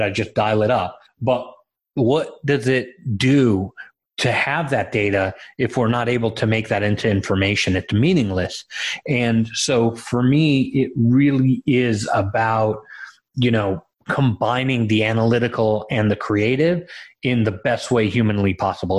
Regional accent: Los Angeles, California, United States; also born or lived in Israel; I was born in Israel um, and raised in Los Angeles

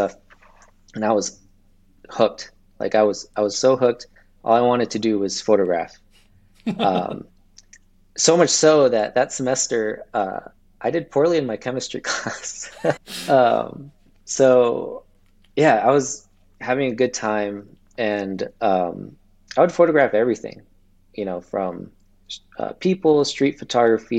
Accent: Los Angeles, California, United States; also born or lived in Ventura County, California; I'm from California, and I grew up in Los Angeles, and I'm currently living in Ventura County right now.

